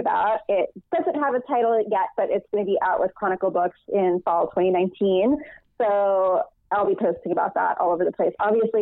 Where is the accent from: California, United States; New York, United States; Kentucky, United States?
New York, United States; New York City; I grew up in New York City, so we didn't hang out in malls